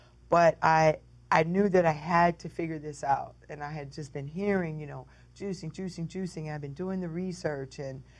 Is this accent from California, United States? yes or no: no; Detroit, Michigan, United States; also born or lived in Jamaica, Queens, New York; I was raised in Motor City.